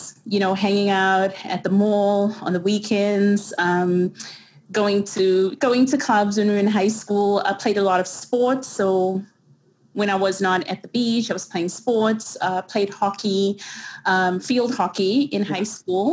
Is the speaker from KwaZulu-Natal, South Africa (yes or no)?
yes; Durban, KwaZulu-Natal, South Africa; first language English; moved away as an adult; also born or lived in Wentworth, Durban; now in New York, United States; born and raised in Durban, South Africa